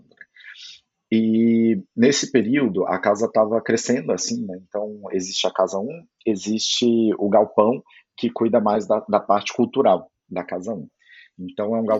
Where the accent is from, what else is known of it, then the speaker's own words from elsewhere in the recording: Goiás, Brazil; eu sou goiano